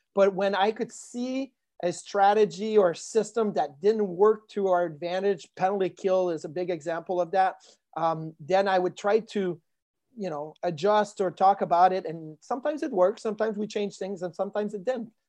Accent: Quebec City, Quebec, Canada; moved away; growing up in Quebec City, I was a Quebec Nordiques fan

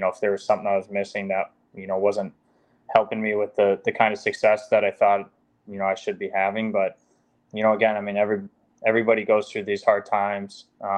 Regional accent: United States; as an American

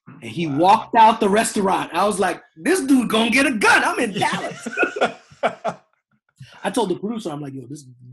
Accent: Edmonton, Alberta, Canada; I grew up in Edmonton, Alberta, Canada

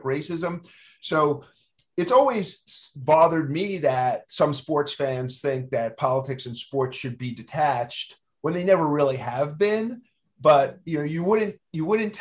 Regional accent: New York City, New York, United States; I grew up in Queens

